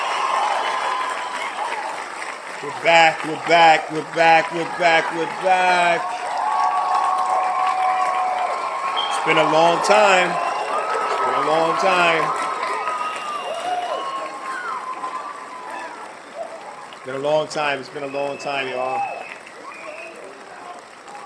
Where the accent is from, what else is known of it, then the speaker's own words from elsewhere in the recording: Chicago, Illinois, United States; also born or lived in Indiana / San Antonio, Texas; now in Middle East; I'm from Chicago. North Pole, north side of Chicago is where I resided for most of my time and my childhood time.